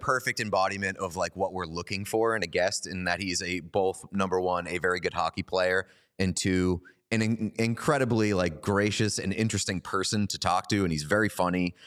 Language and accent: English; Boston, Massachusetts, United States; We're both from Boston.